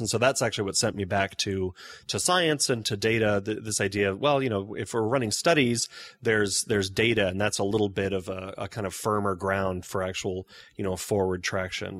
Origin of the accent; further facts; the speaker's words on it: Kansas City, United States; moved away as an adult; also born or lived in Chicago; I grew up in Kansas City